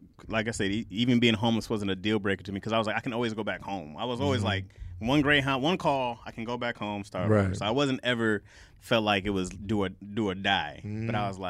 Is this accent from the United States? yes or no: yes; Lansing, Michigan, United States; moved away as an adult; I'm from Lansing.